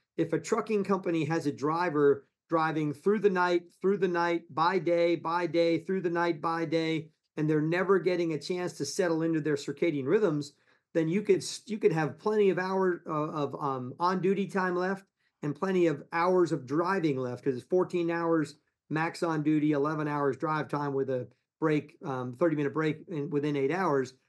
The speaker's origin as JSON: {"language": "English", "town": "Ponce Inlet", "region": "Florida", "country": "United States", "tie": "born or raised there", "also_born_or_lived": "New York / Palm Beach, Florida", "said": "We grew up in Ponce Inlet"}